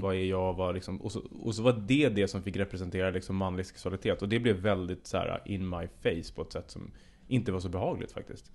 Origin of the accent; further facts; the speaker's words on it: Södertälje, Stockholm County, Sweden; i Södertälje, där jag är ifrån